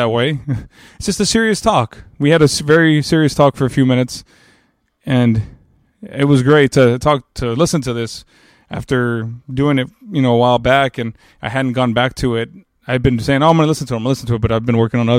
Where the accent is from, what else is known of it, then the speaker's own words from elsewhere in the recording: Texas, United States; as a Texan